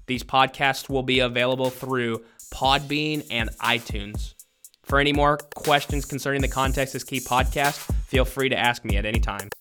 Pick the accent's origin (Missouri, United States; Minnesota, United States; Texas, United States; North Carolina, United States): Missouri, United States; Southwest; now in Louisiana, United States; I am originally from Southwest Missouri.